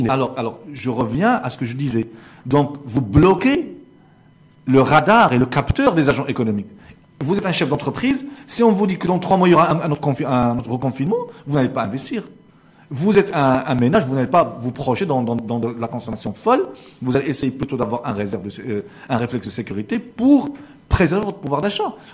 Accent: Morocco; chez nous au Maroc

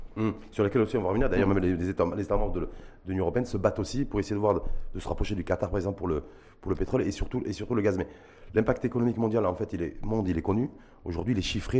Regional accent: Morocco; chez nous au Maroc

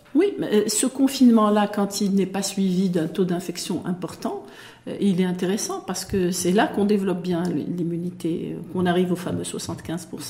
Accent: Morocco; chez nous, au Maroc

